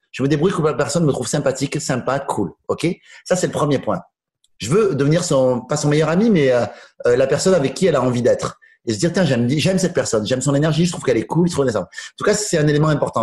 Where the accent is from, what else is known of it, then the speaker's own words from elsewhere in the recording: Toulouse, Occitania, France; je suis né à Toulouse, je suis resté à Toulouse, vraiment, tout le temps.